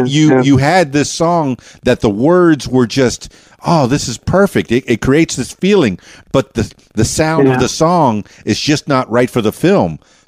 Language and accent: English; Miami, Florida, United States; now in Arkansas, United States; was born and raised in Miami.